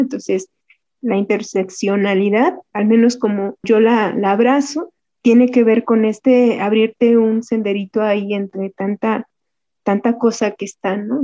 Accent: Santa Inés Ahuatempan, Puebla, Mexico; moved away as an adult; now in Mexico City, Mexico; Vengo de la Sierra Mixteca poblana, por allá en un pueblito que se llama Santa Inés Aguatempan. Desde chiquitita

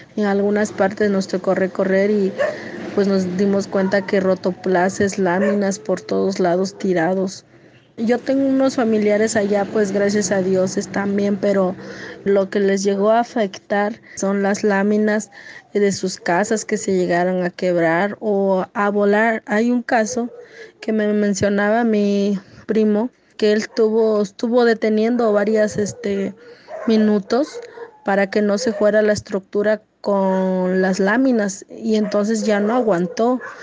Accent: Copanatoyac, Guerrero, Mexico; soy originaria de la comunidad de Ocotequila, municipio de Copanatoya

